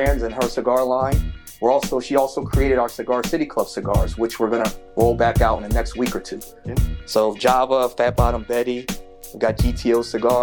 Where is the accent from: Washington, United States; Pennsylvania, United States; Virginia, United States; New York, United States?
Pennsylvania, United States; Philadelphia; moved away as an adult; now in Atlanta, United States; I'm originally from Philly. So when we moved out here, this was the second place that I went